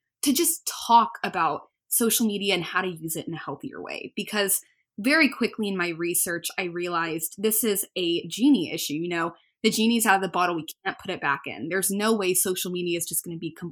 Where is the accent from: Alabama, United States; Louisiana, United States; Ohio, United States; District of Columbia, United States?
Alabama, United States; Birmingham; I'm from Birmingham, Alabama